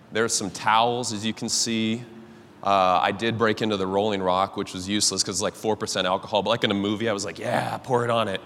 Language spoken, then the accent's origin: English; Cascade, Idaho, United States; I'm from Cascade, Idaho, if anyone's ever been there, small town up in the mountains